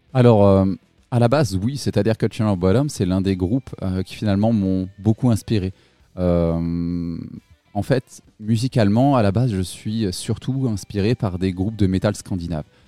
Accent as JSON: {"language": "French", "area": "Limousin", "region": "Nouvelle-Aquitaine", "country": "France", "moved": "yes", "lives_now": "Toulouse, France", "said": "à la base, moi, je suis pas de Toulouse, je suis du Limousin"}